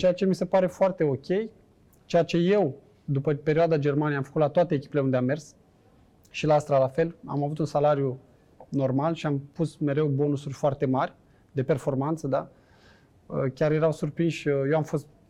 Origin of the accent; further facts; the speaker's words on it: Bacău, Bacău County, Romania; moved away as an adult; also born or lived in Bucharest / Vienna; noi suntem amândoi din Bacău